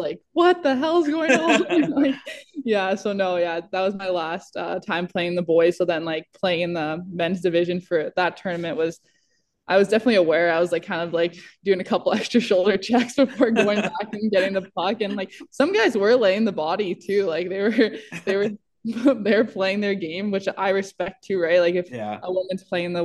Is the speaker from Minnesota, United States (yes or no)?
yes; Minnesota, United States; growing up in Minnesota